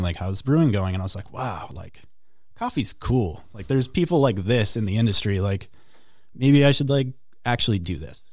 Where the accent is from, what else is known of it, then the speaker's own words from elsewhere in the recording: Duluth, Minnesota, United States; I grew up north in Duluth